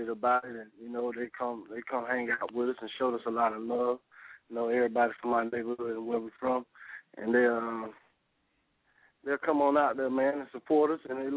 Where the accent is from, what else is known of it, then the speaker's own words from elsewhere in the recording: Lake County, Central Florida, United States; we're from Central Florida area, man, Lake County, South Lake County, 352.